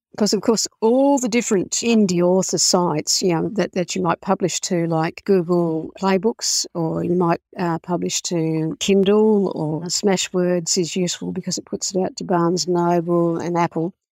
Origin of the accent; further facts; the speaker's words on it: Australia; I'm Australian